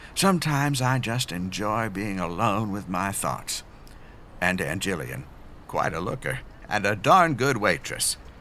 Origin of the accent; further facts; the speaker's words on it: Pennsylvania, United States; growing up in Pennsylvania